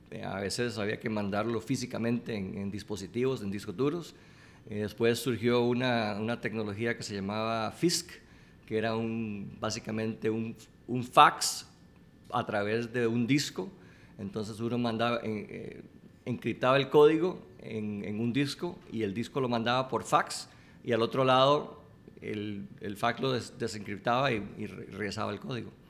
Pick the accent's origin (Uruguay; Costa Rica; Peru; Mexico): Costa Rica; moved away; Yo me fui de Costa Rica de joven y estudié tecnología y estaba trabajando